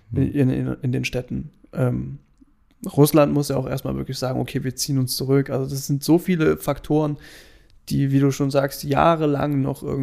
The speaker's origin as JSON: {"language": "German", "country": "Germany", "said": "Und wir so, na, wir sind Deutsche."}